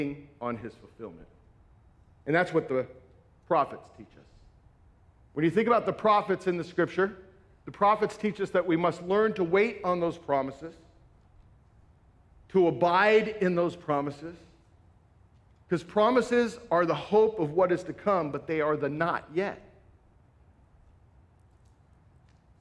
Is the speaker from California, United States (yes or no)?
yes; Southern California, United States; moved away; also born or lived in Northwest Iowa; I grew up in Southern California where I didn't meet any farmers, lived in the concrete jungle